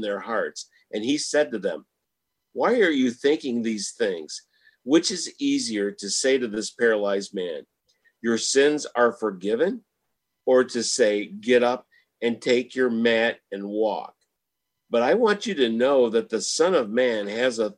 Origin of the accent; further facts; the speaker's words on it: Michigan, United States; now in Houston, United States; Well, I'm from Michigan